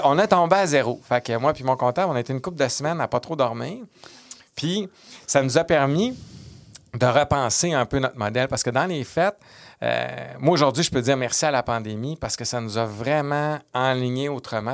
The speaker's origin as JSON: {"language": "French", "town": "Quebec City", "region": "Quebec", "country": "Canada", "said": "j'étais de Québec"}